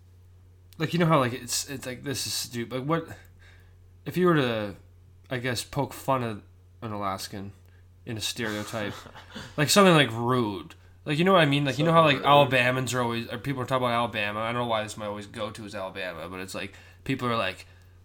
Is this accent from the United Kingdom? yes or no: no; Canada; I'm from Canada.